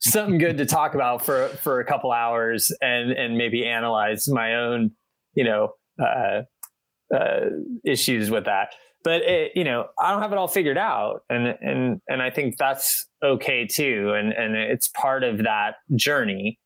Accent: Midwest, United States; moved away; I'm from the Midwest originally

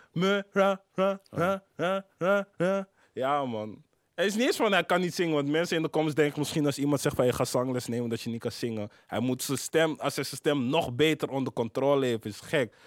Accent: Amsterdam, North Holland, Netherlands; 1104 eh, is Kreiners, waar ik ben opgegroeid. 1075 is uh, Zuid, waar ik verder ben opgegroeid

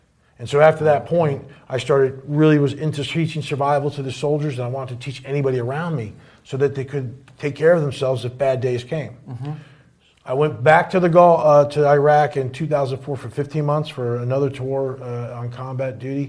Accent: New Jersey, United States; So basically, of all surprising things, I grew up in North Jersey.

